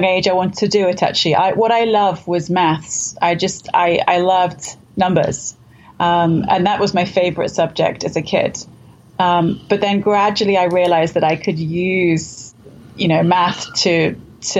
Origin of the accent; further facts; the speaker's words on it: London, United Kingdom; I grew up in London.